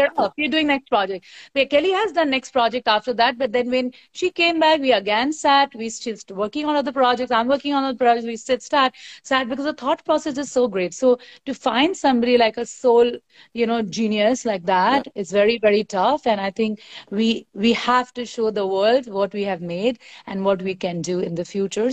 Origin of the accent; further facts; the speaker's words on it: Bihar, India; I come from Bihar